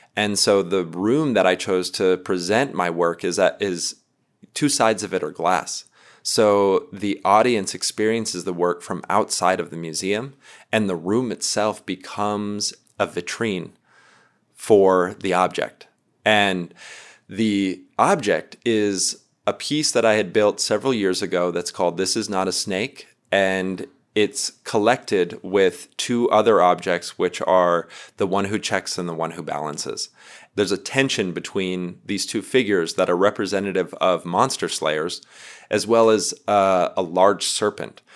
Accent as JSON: {"language": "English", "region": "North Dakota", "country": "United States", "moved": "yes", "lives_now": "Glorieta, United States", "said": "I'm from North Dakota originally, but uh, I'm Missouri River people. Uh, presently, I live in Glorieta, New Mexico"}